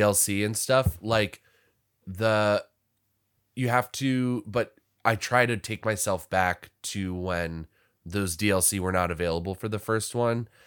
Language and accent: English; Washington, District of Columbia, United States; now in Los Angeles, United States; I'm from Washington, D C, where we had, you know, a lot of his-, historical